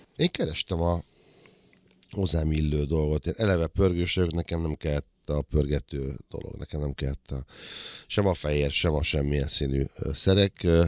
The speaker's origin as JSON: {"language": "Hungarian", "town": "Nyírbátor", "region": "Szabolcs-Szatmár-Bereg", "country": "Hungary", "tie": "born or raised there", "moved": "yes", "said": "Én Nyírbátorban nőttem föl, 70-ben születtem"}